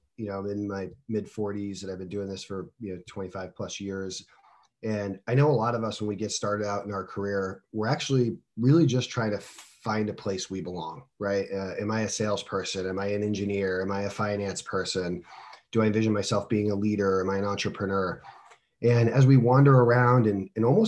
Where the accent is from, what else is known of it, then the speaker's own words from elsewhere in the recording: New England, United States; moved away as an adult; also born or lived in Florida; born and raised in the New England area